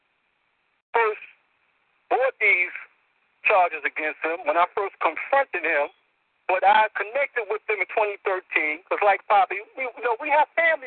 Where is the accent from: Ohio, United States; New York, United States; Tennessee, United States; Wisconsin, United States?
New York, United States; New York City; I'm from the West Bronx